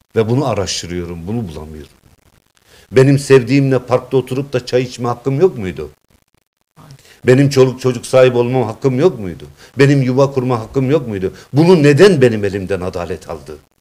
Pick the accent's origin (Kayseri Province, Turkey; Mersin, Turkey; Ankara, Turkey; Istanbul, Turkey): Kayseri Province, Turkey; Develi; Kayseri'nin Develi'de 1960 doğumluyum